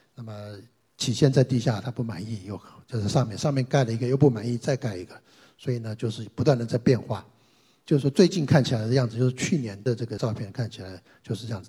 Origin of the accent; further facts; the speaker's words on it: China; 我们中国人的这个所谓的灵魂观